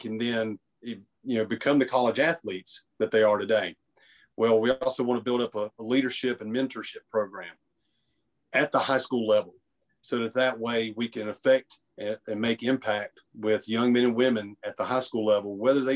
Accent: Grandfather Mountain, North Carolina, United States; Born and raised on Grandfather Mountain

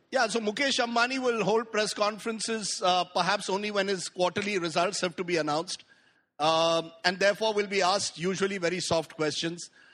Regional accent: India; I'm an Indian liberal

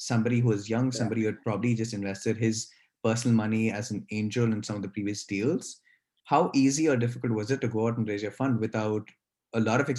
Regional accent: Bangalore, Karnataka, India; I'm originally from Bangalore myself.

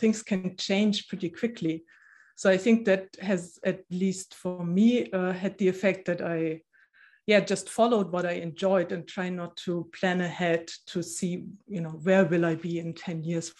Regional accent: Germany; born there; English is a second language; I said in the beginning that I was born in East Germany. So I didn't know any other place.

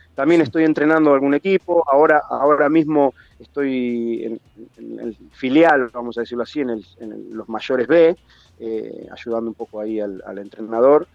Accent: 9 de Julio, Buenos Aires Province, Argentina; moved away as an adult; also born or lived in Mar del Plata; now in Valencia, Spain; dejé mi 9 de julio con 12 años, me fui a Mar de Plata, nos fuimos con la familia, después de Mar del Plata me volví a 9 de julio, me fui a Buenos Aires, me vine a España

